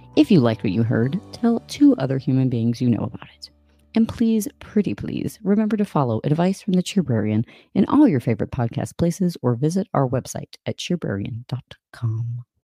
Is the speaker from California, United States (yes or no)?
no; Louisiana, United States; moved away; also born or lived in Michigan; I'm from Louisiana